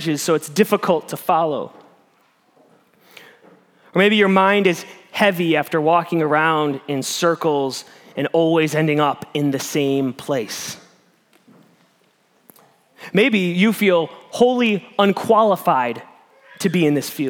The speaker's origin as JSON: {"language": "English", "region": "Midwest", "country": "United States", "moved": "yes", "said": "I'm from the Midwest"}